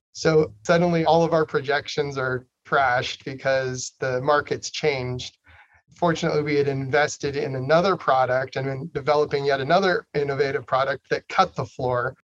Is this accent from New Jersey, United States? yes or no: no; Idaho, United States; I was born and raised in Idaho